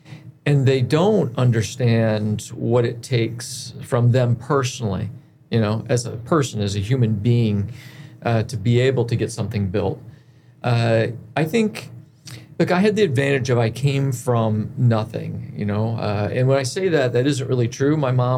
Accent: Cleveland, United States; Well, I mean, I grew up mostly in Cleveland.

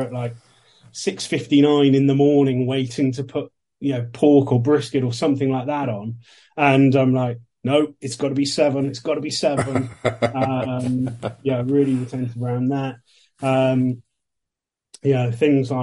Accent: England, United Kingdom; I'm obviously from England, grew up in the early 90s, late 80s

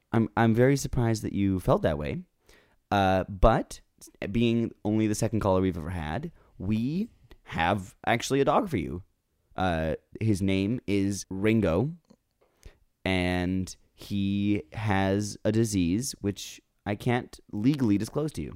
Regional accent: Vancouver, British Columbia, Canada; I'm from Vancouver.

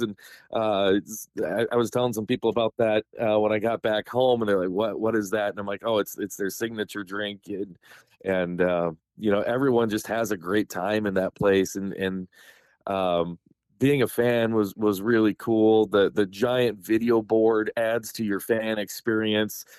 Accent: South Dakota, United States; we grew up poor here in South Dakota.

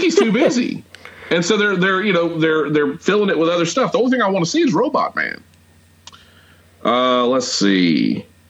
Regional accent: Atlanta, Georgia, United States; growing up in Atlanta

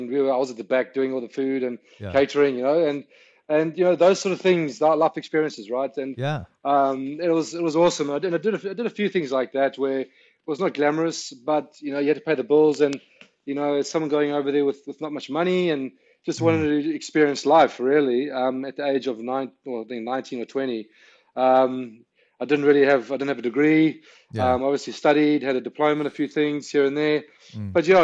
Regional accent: South Africa; moved away as an adult; also born or lived in London, United Kingdom / United States; now in Australia; I'm South African born, grew up in South Africa

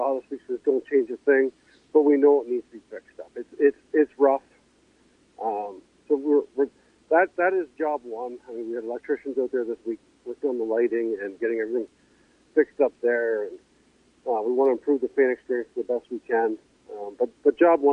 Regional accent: Delaware, Ontario, Canada; We grew up around Delaware

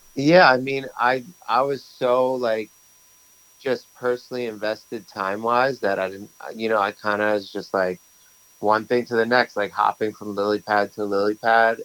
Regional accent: New York City, New York, United States; I grew up in Brooklyn

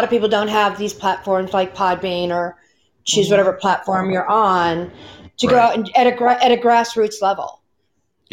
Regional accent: Pennsylvania, United States; I'm from Pennsylvania

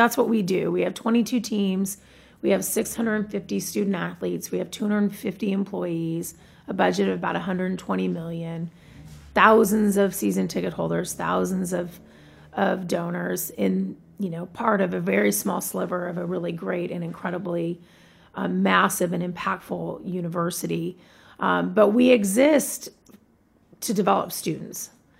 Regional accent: Tacoma, Washington, United States; also born or lived in San Diego; when we moved from San Diego to Tacoma, my dad wanted to do something fun for our family, something to connect us to a community that we didn't know very well.

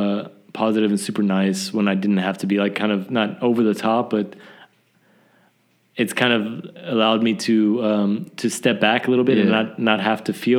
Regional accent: the South, United States; It's just the way I grew up, I think. Just growing up in the South was...

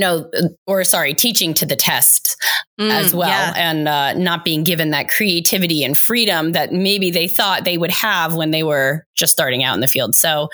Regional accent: Rome, Lazio, Italy; now in United States; I grew up in Rome, Italy, as an Italian-American, barely speaking Italian, and then was whisked away to America.

